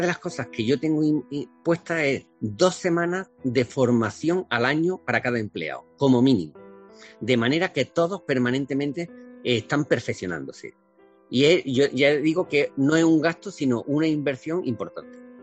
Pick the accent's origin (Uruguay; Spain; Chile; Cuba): Spain; a village in Córdoba province, Andalusia; moved away as an adult; now in Valencia, Spain; Yo salí de, un pueblo de Córdoba eh, como inmigrante